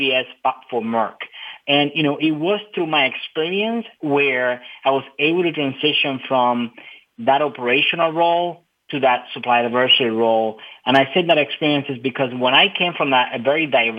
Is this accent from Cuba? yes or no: yes; Cuba; now in United States; I was pretty much born and raised in Cuba. I immigrated in 1998 to the United States.